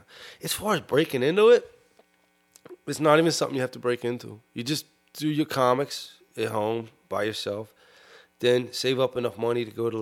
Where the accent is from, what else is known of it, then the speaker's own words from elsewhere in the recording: Sharon Hill, Pennsylvania, United States; I'm from Sharon Hill, and Sharon Hill's in Delco. I'm from Delco.